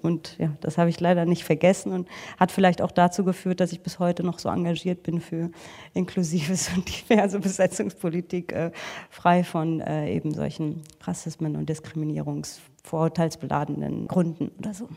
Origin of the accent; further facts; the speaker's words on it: Frankfurt, Hesse, Germany; ich komme eigentlich aus Frankfurt